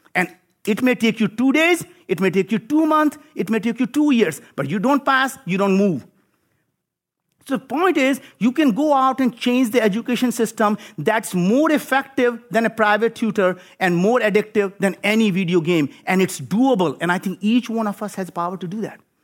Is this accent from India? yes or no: yes; India; moved away as an adult; now in United States; I grew up in India